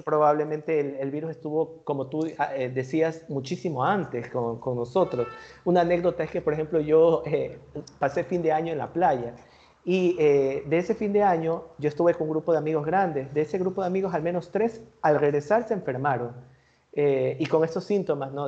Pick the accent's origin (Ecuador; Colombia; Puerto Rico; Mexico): Ecuador; nosotros como ecuatorianos